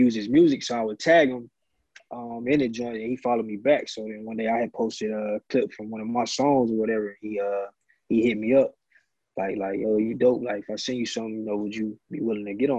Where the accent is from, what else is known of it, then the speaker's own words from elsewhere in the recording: Wilson, North Carolina, United States; also born or lived in France; I'm from North Carolina, small town called Wilson.